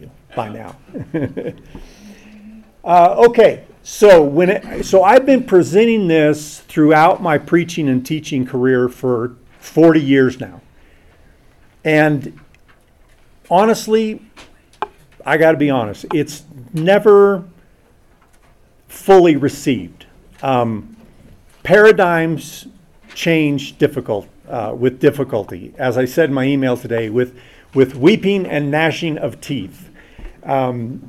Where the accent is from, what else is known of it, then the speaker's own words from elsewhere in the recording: San Diego, California, United States; went back home to San Diego to begin college. And I started at the little junior college in my hometown.